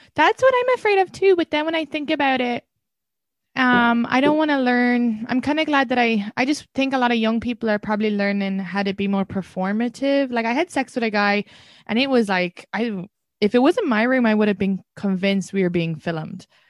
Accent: Ireland; as an Irish woman

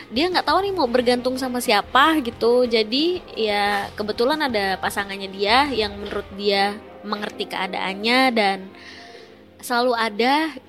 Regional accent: West Java, Indonesia; eh, gue Sunda

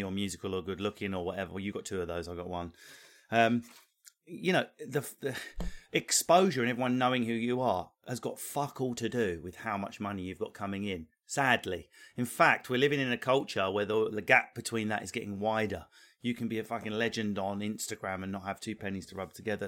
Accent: England, United Kingdom; We live in England. I'm English.

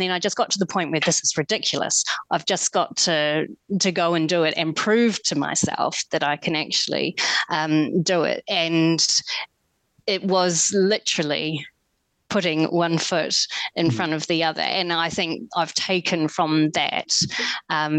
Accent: New Zealand; moved away; I'm originally from New Zealand, I grew up in a small lifestyle block of 1 acre.

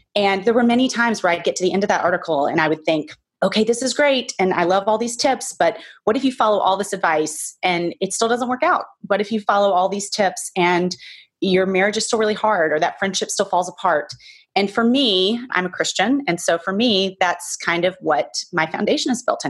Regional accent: the South, United States; now in New York, United States; All the people that I grew up with in the South, that's where I grew up

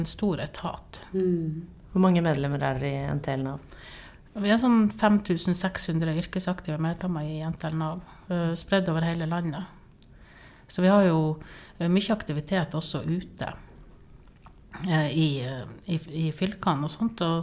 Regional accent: Northern Norway, Norway; now in Tromsø, Norway; Ja, jeg eh … jeg er nordlending. Jeg bor i Tromsø.

